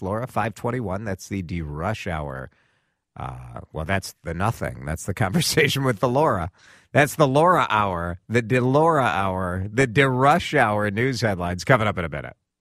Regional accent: Maple Grove, Minnesota, United States; my hometown

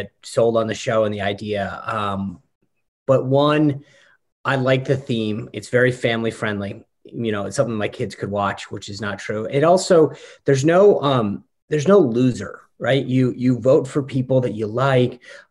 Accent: Rhode Island, United States; now in Northern Virginia, United States; I grew up in New England in Rhode Island

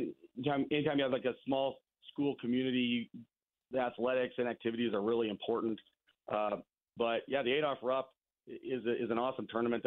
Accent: Pretty Prairie, Kansas, United States; I moved around a little bit when I was young and then grew up in Pretty Prairie.

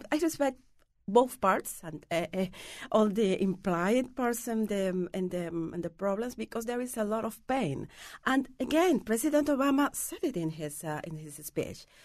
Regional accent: Cuba; English is a second language; moved away as an adult; also born or lived in Paris, France; now in United States; I have spent half of my life out of Cuba, so it's not that hard right now. I was living first for ten years. I was living in Paris first

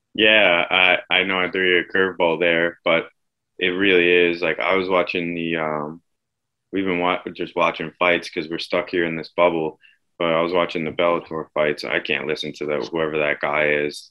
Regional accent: Suffolk County, Long Island, New York, United States; growing up in Suffolk County

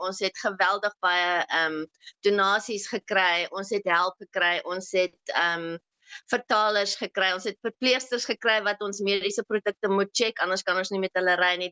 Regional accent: South Africa; now in Austria; As Suid-Afrikaner

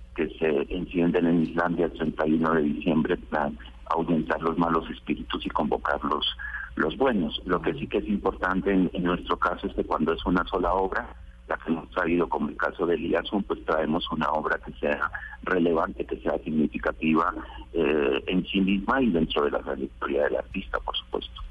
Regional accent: Colombia; moved away as an adult; now in Spain; desde hace 20 años que vivo en España, porque yo soy colombiano, pero resido allí

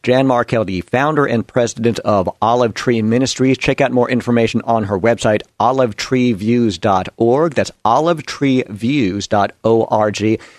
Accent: Long Island, New York, United States; growing up on Long Island in New York

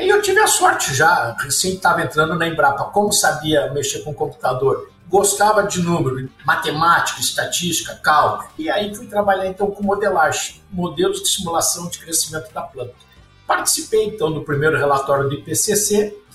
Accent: Pelotas, Rio Grande do Sul, Brazil; also born or lived in Porto Alegre; Então, sou gaúcho, nasci em Porto Alegre e logo cedo, quando tinha 5 anos, meus pais se mudaram mais para o sul, lá para a região de Pelotas, e lá eu fui meio que criado

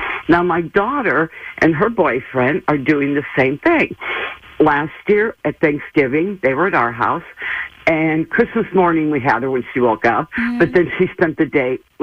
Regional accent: Cleveland, Ohio, United States; moved away; I'm from Cleveland.

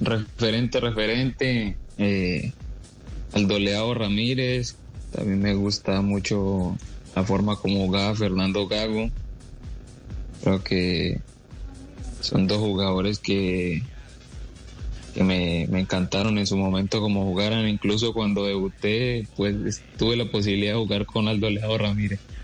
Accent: Medellín, Antioquia, Colombia; Yo llegué a, a, la ciudad de Medellín demasiado niño, de ahí me, me formé en el Club Deportivo Estudiantil, donde estuve casi nueve años

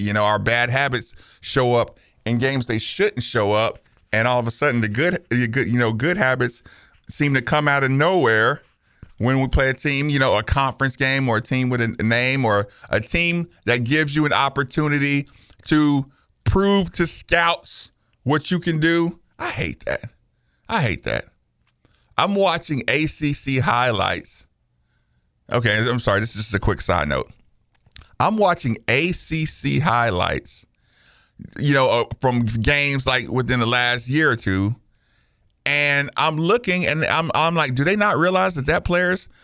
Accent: Asheville, North Carolina, United States; I'm from Asheville, North Carolina

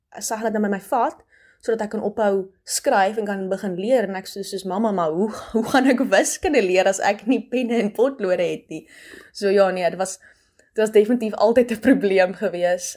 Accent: Hopefield, West Coast, Western Cape, South Africa; also born or lived in Stellenbosch; Ek kom van Hopeville Taal, 'n klein dorp in die Weskus.

